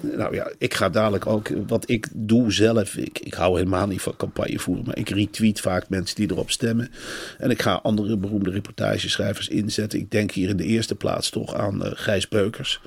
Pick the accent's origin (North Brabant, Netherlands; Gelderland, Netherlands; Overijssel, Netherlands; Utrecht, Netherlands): Gelderland, Netherlands; Arnhem; ik kom uit Arnhem